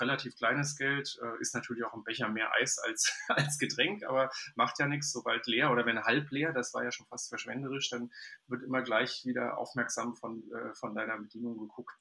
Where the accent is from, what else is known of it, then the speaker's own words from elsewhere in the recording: Germany; ich zumindest als Deutscher